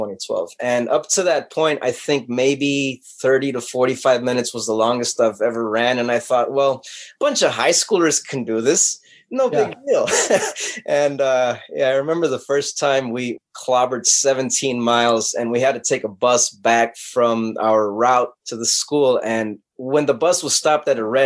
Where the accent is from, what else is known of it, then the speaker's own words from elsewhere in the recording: Los Angeles, California, United States; born and raised in Los Angeles